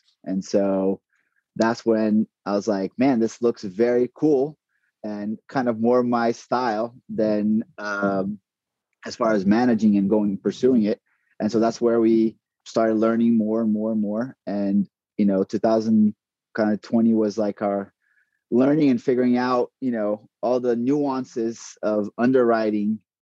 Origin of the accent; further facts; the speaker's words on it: Brazil; moved away as an adult; also born or lived in San Antonio; now in Texas, United States; I'm originally from Brazil, born and raised there.